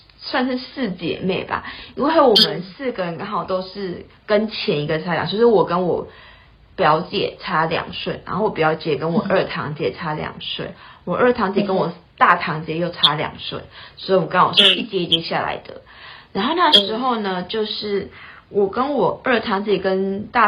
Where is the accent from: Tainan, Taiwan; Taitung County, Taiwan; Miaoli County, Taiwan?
Taitung County, Taiwan; Taitung; 然后我是台东人，